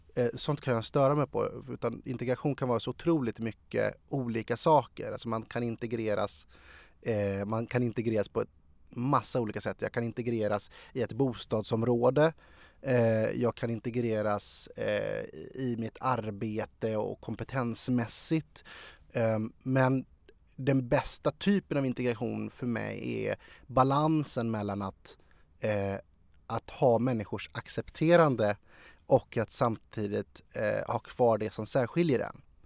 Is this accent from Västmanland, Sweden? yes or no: yes; Sala, Västmanland, Sweden; also born or lived in Algiers, Algeria / Ransta; now in Stockholm, Sweden; jag är basically född i Sverige. Mina erfarenheter finns i Sala och i Ransta